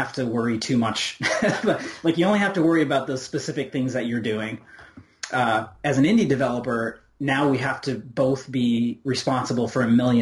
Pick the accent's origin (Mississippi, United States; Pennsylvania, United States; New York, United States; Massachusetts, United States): New York, United States; Rochester; moved away as an adult; now in Indiana, United States; I grew up in Rochester, New York